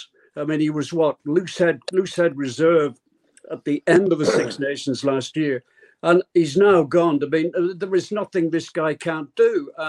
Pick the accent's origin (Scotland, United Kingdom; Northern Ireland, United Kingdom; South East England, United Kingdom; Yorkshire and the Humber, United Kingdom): Northern Ireland, United Kingdom; Derry; born or raised there